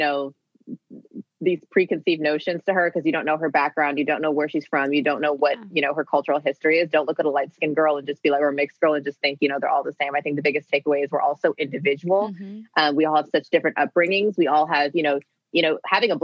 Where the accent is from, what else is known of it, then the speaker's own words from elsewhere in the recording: Maine, United States; also born or lived in Abuja, Nigeria; growing up in Maine